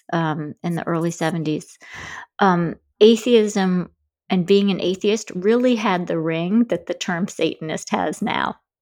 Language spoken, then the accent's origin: English; Grand Rapids, Michigan, United States; I grew up in Grand Rapids, Michigan